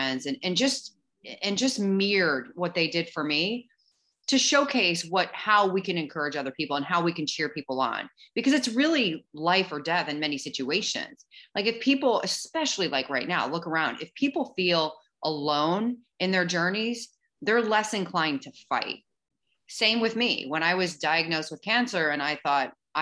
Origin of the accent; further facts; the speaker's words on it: St. Louis, Missouri, United States; I grew up in St. Louis. I grew up in the Midwest